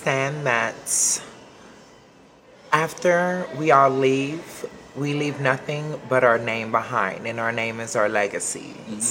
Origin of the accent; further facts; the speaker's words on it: Los Angeles, California, United States; moved away as an adult; now in Temple, United States; I'm from Hollywood, California